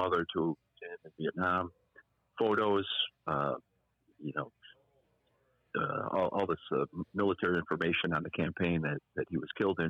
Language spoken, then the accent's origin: English; Chicago, Illinois, United States; my own life growing up in Chicago in the 1970s